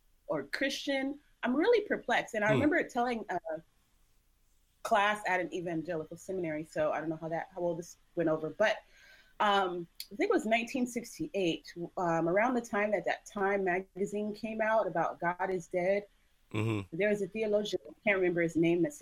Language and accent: English; Long Beach, California, United States; I'm from Long Beach